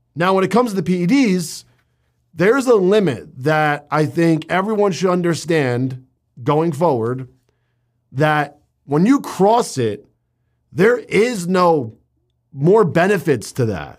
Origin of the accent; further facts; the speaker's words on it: Northeast, United States; also born or lived in New Jersey; I was growing up in the Northeast in New York and New Jersey